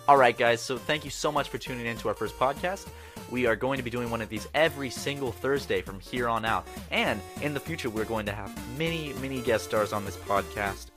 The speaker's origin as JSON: {"language": "English", "town": "Charleston", "region": "South Carolina", "country": "United States", "said": "I'm from Charleston, which is like the, like, kinda like the city beach"}